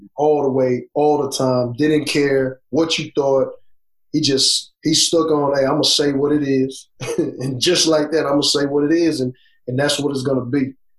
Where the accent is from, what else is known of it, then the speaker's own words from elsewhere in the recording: Beaumont, Texas, United States; I'm from Beaumont and Golden Triangle, Port Arthur